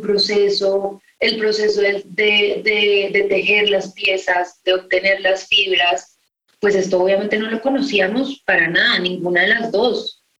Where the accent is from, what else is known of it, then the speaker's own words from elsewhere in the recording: Colombia; uno como colombiano